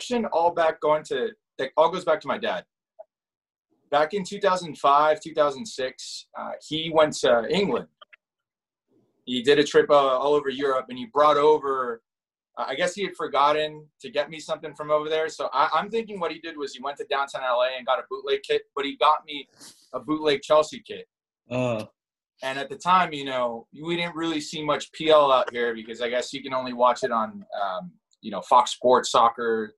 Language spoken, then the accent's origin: English; Guadalajara, Jalisco, Mexico; also born or lived in Montebello, California; now in Los Angeles, United States; I was born in Guadalajara, I was born into it